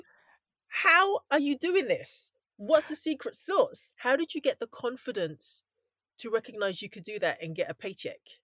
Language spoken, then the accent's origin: English; London, United Kingdom; I grew up in London